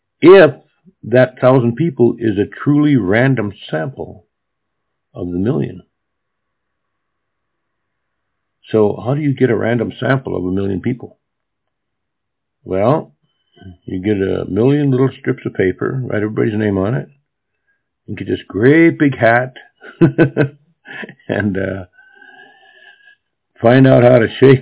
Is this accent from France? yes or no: no; Japan; English is a second language; also born or lived in Williston, United States; When I was a kid, I grew up in Japan, but I lived for 4 years of my childhood in North Dakota, a small town in North Dakota.